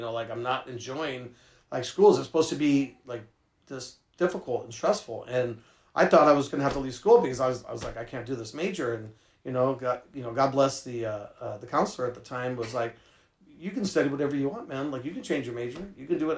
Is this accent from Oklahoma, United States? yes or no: no; San Francisco, California, United States; I grew up in San Francisco